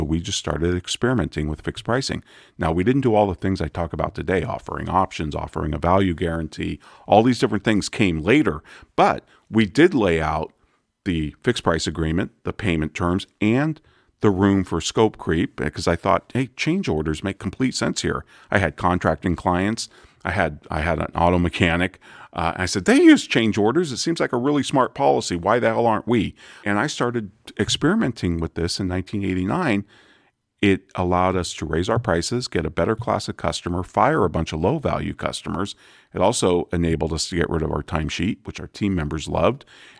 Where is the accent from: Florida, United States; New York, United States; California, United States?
California, United States; Santa Rosa; I grew up in Santa Rosa, which is where Charles Schulz was from, the creator of Peanuts.